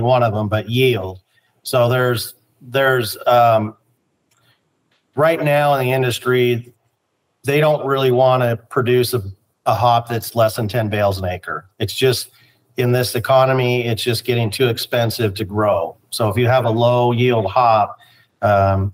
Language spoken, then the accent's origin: English; Spokane, Washington, United States; now in Yakima, United States; I'm from Spokane, but I've been in Yakima since 1990.